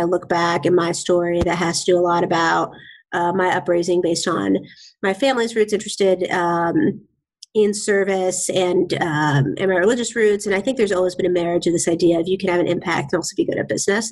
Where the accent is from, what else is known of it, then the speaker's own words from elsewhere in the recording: Bay Area, California, United States; also born or lived in Boston; now in Seattle, United States; I grew up in the Bay Area